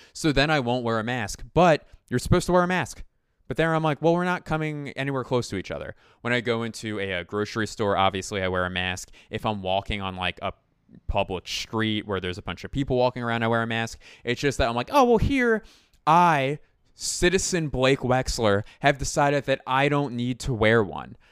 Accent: Philadelphia, Pennsylvania, United States; I claim Philadelphia

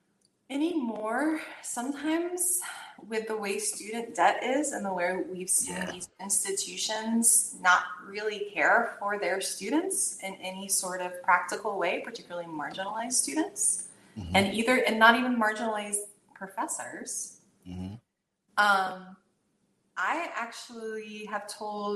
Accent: the South, United States; I grew up in the South

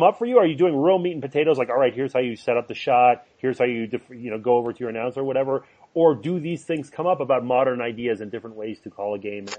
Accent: Montreal, Quebec, Canada; Hockey, well, I grew up in Montreal. That's saturated.

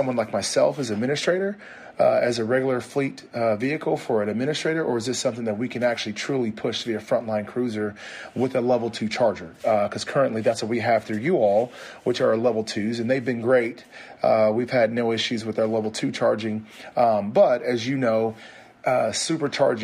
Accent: the South, United States; also born or lived in Lexington, Kentucky; I'm from the South.

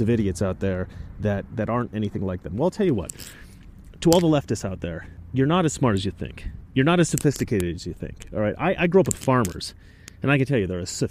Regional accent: Oregon, United States; I grew up in Oregon

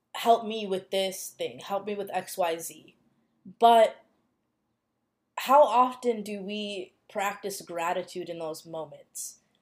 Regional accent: United States; growing up in the United States, growing up in a predominantly white area

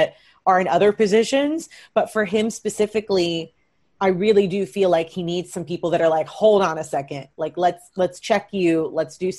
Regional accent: Kentucky, United States; now in Los Angeles, United States; I'm from Kentucky. I'm from a small town.

